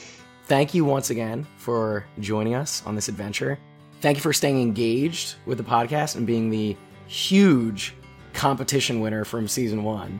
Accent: Philadelphia, Pennsylvania, United States; we're all from the Philly area.

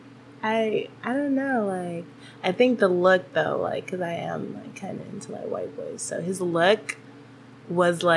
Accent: Stockton, California, United States; also born or lived in Davis; now in Merced, United States; I live in Merced right now, but I'm definitely, like, you know, from Stockton

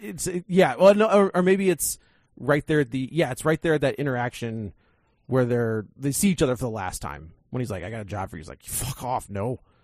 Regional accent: St. Louis, Missouri, United States; my hometown

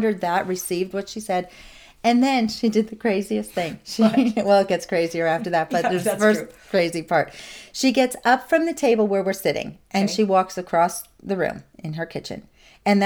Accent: Nazareth, Pennsylvania, United States; moved away; I ended up in my hometown of Nazareth with a girlfriend

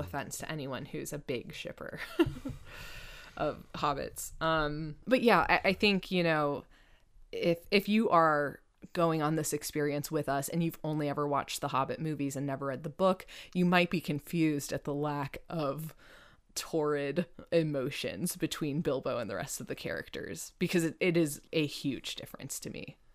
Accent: United States; I'm an American

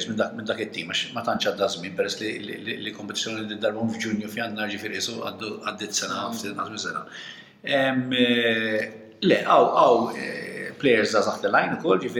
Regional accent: Malta; aħna Maltin

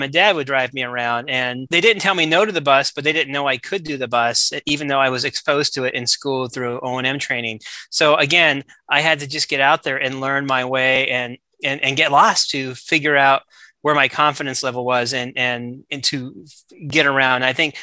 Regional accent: Southern California, United States; I grew up in Southern California

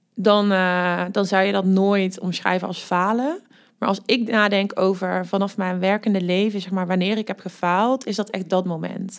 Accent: Amerika, Limburg, Netherlands; accent: soft G; moved away as an adult; now in Nijmegen, Netherlands; ik kom uit Limburg, wat je waarschijnlijk ook al hoort aan mijn zachte G. Eh, ik ben daar opgegroeid in een heel klein dorpje genaamd Amerika op de boerderij

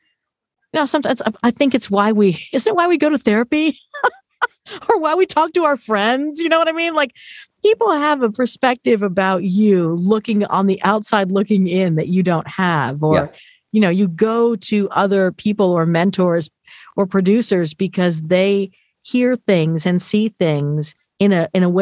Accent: Simi Valley, California, United States; I grew up in Southern California. So Hollywood was, you know, not quite in my backyard. I was in Ventura County in Simi Valley

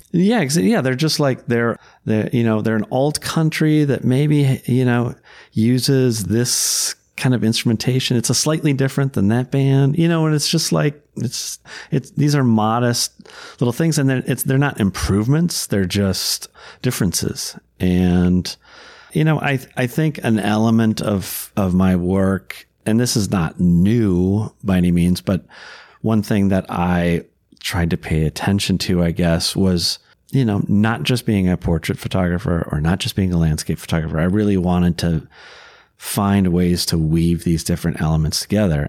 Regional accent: Minnesota, United States; I was born and raised in Minnesota and have lived here my whole life

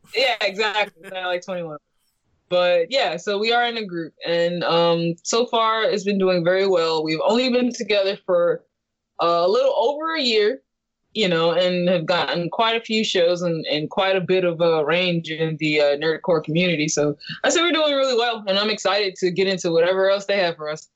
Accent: California, United States; I'm from California

